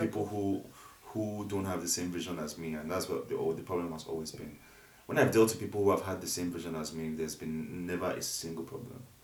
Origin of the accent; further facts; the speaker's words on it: Ogun State, Nigeria; I'm from Ogun State